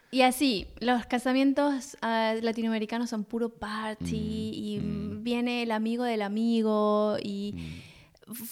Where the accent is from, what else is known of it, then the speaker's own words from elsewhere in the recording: Paraguay; also born or lived in Buenos Aires, Argentina; nací en Buenos Aires, con ocho años fuimos a Paraguay.